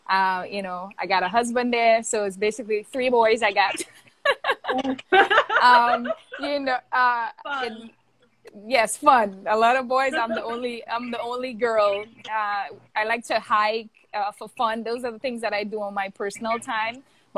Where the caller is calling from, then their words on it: Morristown, New Jersey, United States; I'm tuning in from New Jersey. Morristown, New Jersey.